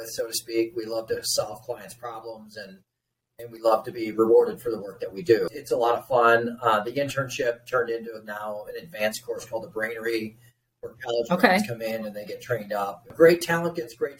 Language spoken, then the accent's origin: English; Chicago, Illinois, United States; moved away as an adult; also born or lived in Iowa City, United States; now in Des Moines, United States; born and raised in Chicago, came out to University of Iowa, played baseball there